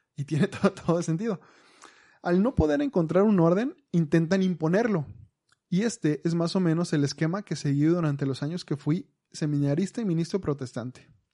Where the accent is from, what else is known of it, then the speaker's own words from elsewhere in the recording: Mexico; Nosotros como mexicanos